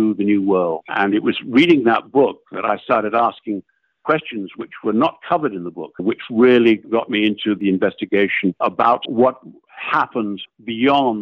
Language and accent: English; United Kingdom; moved away as an adult; now in Massachusetts, United States; I was born in the United Kingdom in 1942